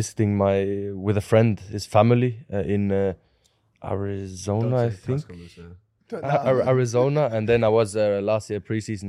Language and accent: English; Norway; For me, my hometown is also beautiful in its own way, you know, with the farms and everything around.